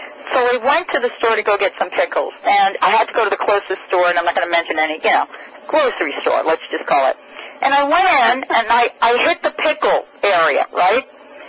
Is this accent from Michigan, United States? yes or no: no; New York City, New York, United States; Even growing up in the Bronx, my grandfather had an herb garden.